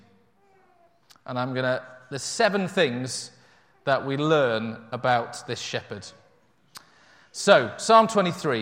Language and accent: English; Yorkshire and the Humber, United Kingdom; I grew up in North Yorkshire, in amongst sheep farming hills all around me